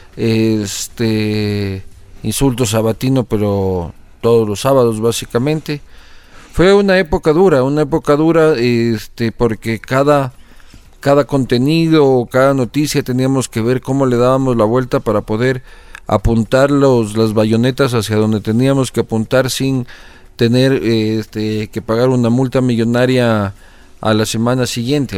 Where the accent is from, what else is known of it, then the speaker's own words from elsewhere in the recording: Quito, Pichincha, Ecuador; also born or lived in Spain; Yo nací en Quito el 22 de agosto de 1983